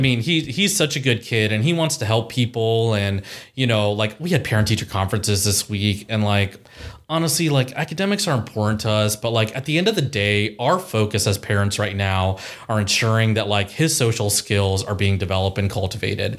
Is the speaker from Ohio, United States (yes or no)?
yes; Columbus, Ohio, United States; also born or lived in Chicago / Powell, Ohio / Dublin, Ohio; born and raised in Columbus, Ohio.